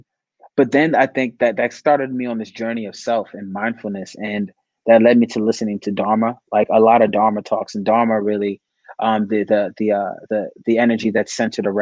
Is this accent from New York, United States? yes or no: yes; New York City, New York, United States; as a kid growing up in the Bronx on Creston Ave, like from the hood